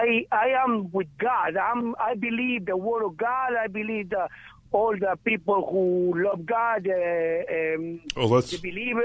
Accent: Guatemala; moved away; I'm from Guatemala

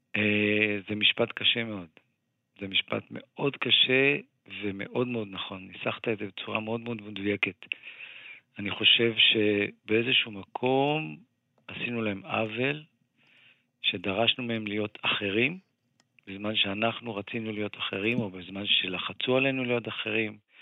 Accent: Ramat Gan, Tel Aviv District, Israel; also born or lived in Givatayim; אני גדלתי בחברה, אתה יודע, רמת גן גבעתיים זו חברה מעורבת

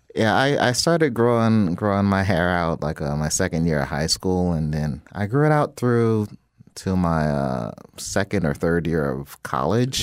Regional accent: Jacksonville, Florida, United States; I, I grew up in Jacksonville, Florida

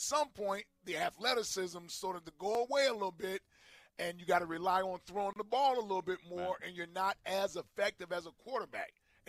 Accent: Cincinnati, Ohio, United States; I'm from Cincinnati.

